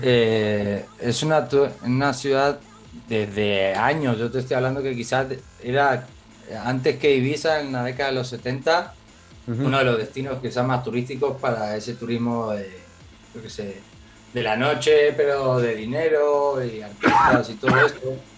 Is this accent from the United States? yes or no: no; Argentina; yo soy, obviamente, de Argentina y, y, bueno, no solo por ser argentino